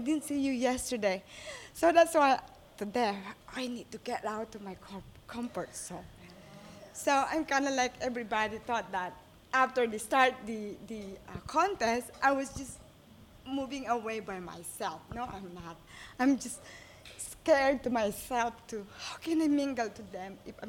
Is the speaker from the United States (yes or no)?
no; Philippines; moved away; I'm Filipino.